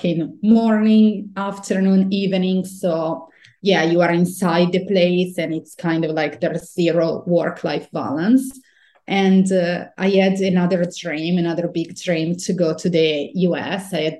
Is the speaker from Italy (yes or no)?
yes; northern Italy, Italy; moved away as an adult; also born or lived in New York, United States / California, United States; I'm originally from Italy, and I'm originally from northern Italy, 2 hours from Milan, but I actually come from a very small town, and my parents own a farm